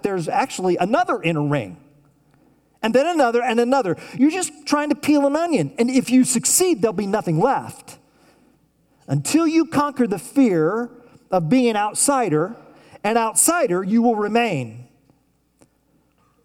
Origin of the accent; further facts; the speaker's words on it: Tulsa, Oklahoma, United States; I grew up in Tulsa, Oklahoma, and I went to Elliott Elementary School in Tulsa, Oklahoma